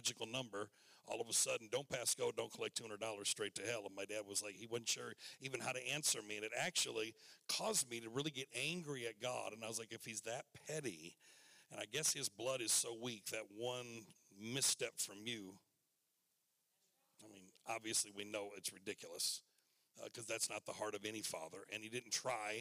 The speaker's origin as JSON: {"language": "English", "region": "Michigan", "country": "United States", "tie": "born or raised there", "said": "I was sitting in Michigan in my hometown"}